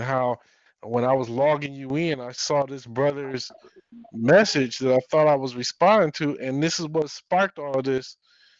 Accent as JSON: {"language": "English", "town": "Detroit", "region": "Michigan", "country": "United States", "said": "I'm from Detroit. Michigan is full of these said patriots, these said sovereigns and militias. I've been around this all my life"}